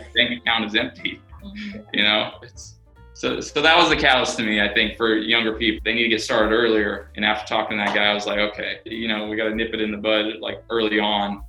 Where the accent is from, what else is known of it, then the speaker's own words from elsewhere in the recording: Sacramento, California, United States; born and raised in Sacramento